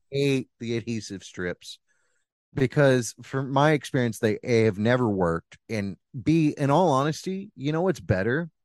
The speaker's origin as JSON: {"language": "English", "town": "Bixby", "region": "Oklahoma", "country": "United States", "tie": "born or raised there"}